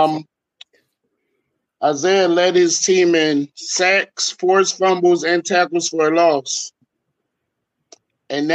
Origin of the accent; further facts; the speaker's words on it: Philadelphia, Pennsylvania, United States; also born or lived in North Carolina; now in Delaware, United States; I'm from originally from Philadelphia. I live in Delaware now.